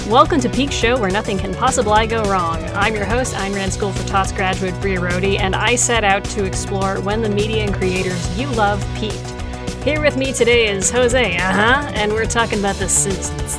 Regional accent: Canada; we're Canadian

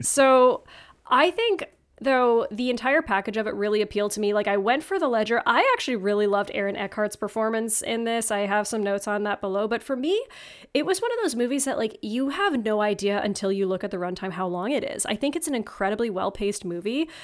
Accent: North Bay, Ontario, Canada; moved away as an adult; also born or lived in Oshawa, Ontario; my hometown of North Bay, Ontario

